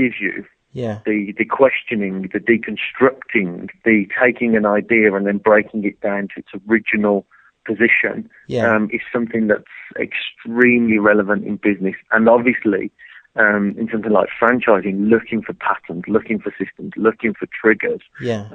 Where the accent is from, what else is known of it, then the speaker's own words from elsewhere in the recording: Birmingham, West Midlands, United Kingdom; 38 years ago when I was born in Birmingham.